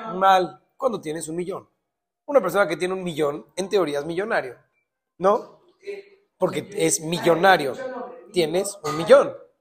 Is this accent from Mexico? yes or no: yes; Mexico; somos mexicanos